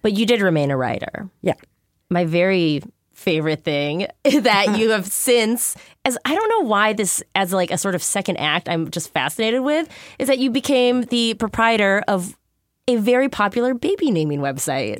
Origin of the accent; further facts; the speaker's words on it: Minneapolis, Minnesota, United States; I grew up in Minneapolis